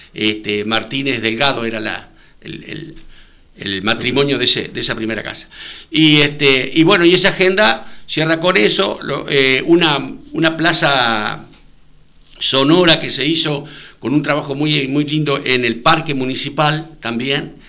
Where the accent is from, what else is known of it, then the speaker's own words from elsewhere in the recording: José Enrique Rodó, Soriano, Uruguay; lo ponemos en nuestras direcciones